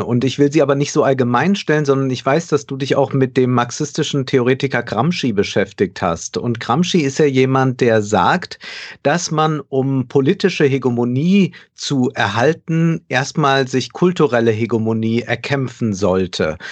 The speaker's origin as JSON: {"language": "German", "country": "Germany"}